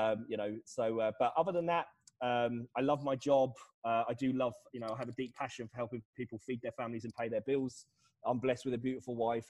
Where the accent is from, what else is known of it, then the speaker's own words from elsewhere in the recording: United Kingdom; I'm British.